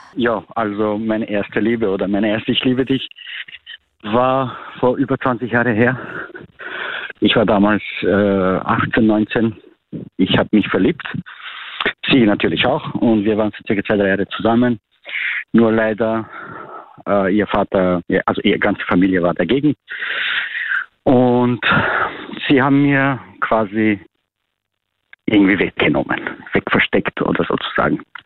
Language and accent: German; North Macedonia; moved away as an adult; now in Austria; ich komme aus Nordmazedonien